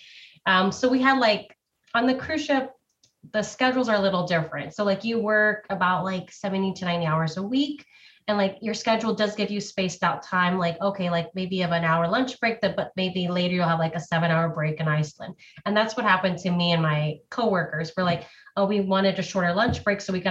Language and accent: English; United States; I'm the American